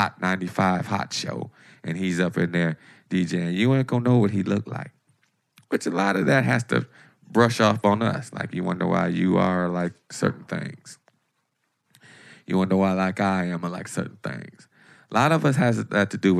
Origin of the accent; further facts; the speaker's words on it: Detroit, Michigan, United States; my attitude of growing up in Detroit